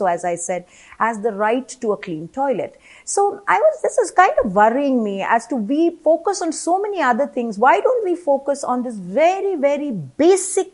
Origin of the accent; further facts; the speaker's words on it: Kerala, India; I come from Kerala and I remember in my ancestral home, there was a separate room for the women who would be having their periods